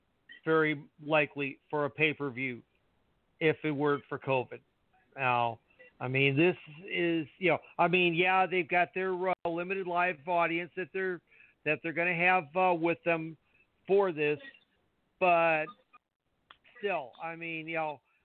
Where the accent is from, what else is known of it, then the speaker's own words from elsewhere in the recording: Canada; we're from Canada.